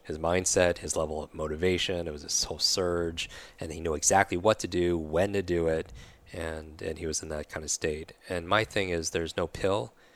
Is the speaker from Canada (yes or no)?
no; New York, United States; moved away; I'm from New York originally